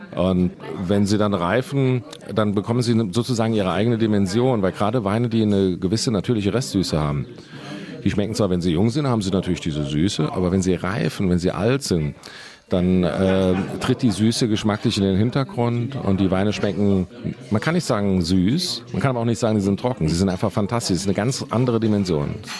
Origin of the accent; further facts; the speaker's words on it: Leiwen, Rhineland-Palatinate, Germany; in Leyven, meinem Heimatort